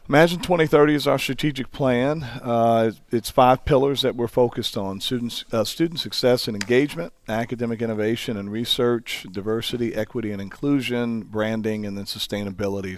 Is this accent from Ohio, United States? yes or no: no; Hackensack, New Jersey, United States; also born or lived in Texas; now in Carbondale, United States; I'm from Hackensack, New Jersey